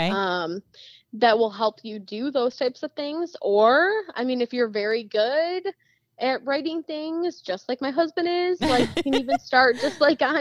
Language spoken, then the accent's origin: English; Marine City, Michigan, United States; I grew up in Marine City, and I've still never been there